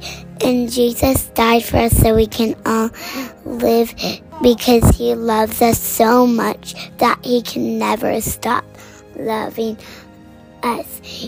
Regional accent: Washington, District of Columbia, United States; I'm 6 years old, and I'm from Washington, D.C.

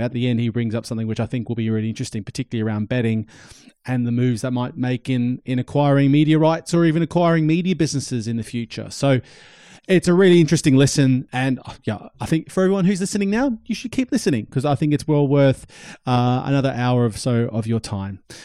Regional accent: Australia; I'm Australian and I was growing up in Australia

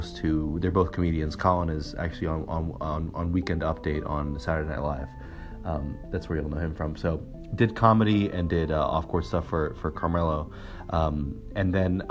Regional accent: New York City, New York, United States; I was born in New York City. In Manhattan. I've lived here all my life

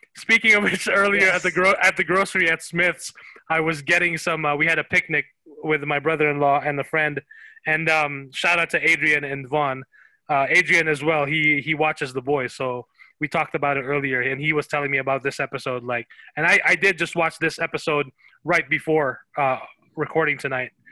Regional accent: Philippines; now in United States; when I was growing up in the Philippines, Dragon Ball Z was huge, and when we when we migrated to the U.S. 20 years ago

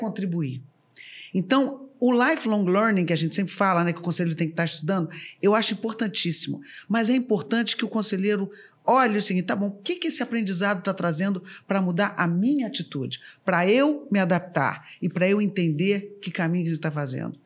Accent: Rio de Janeiro, Brazil; now in São Paulo, Brazil; Somos as poucas cariocas nesse meio paulistano.

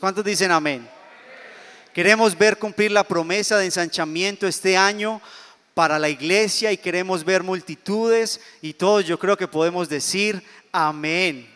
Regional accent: Colombia; yo soy colombiano

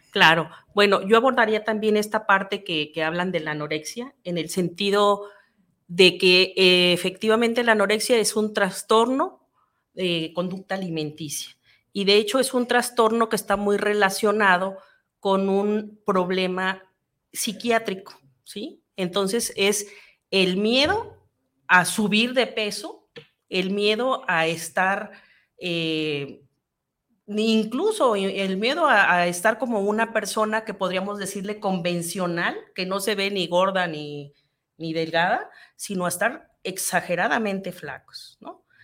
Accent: Mexico

